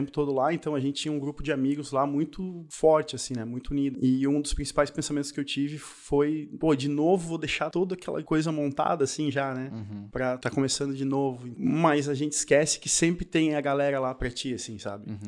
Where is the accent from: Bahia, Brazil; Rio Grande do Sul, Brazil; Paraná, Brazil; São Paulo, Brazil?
Paraná, Brazil; now in Santa Catarina, Brazil; Eu, quando vim do Paraná pra cá, no Paraná a gente falava você.